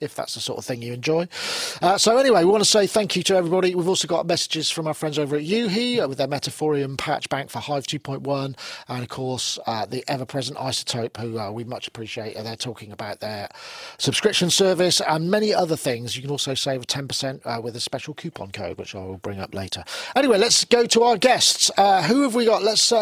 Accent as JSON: {"language": "English", "country": "United Kingdom", "said": "being British"}